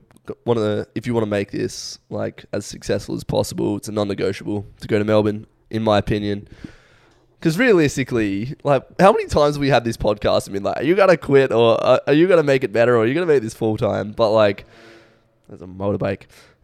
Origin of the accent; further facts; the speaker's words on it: Mexico; You know, I'm Mexican.